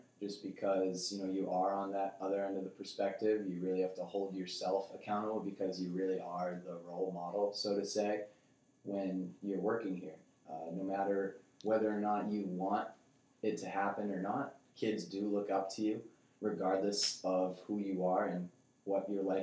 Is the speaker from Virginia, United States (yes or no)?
no; North Andover, Massachusetts, United States; we moved here the summer of 2002, so I was entering the third grade. So that's where I started. I went to Atkinson Elementary School, moved up to North Andover Middle School, on to the high school